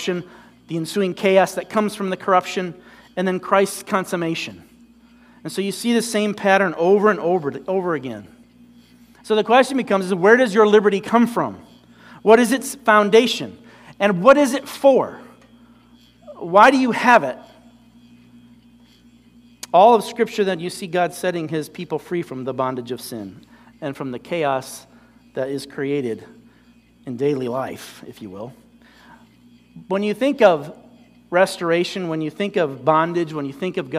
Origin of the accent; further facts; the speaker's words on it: United States; It's true to who we are as a people, as an American nation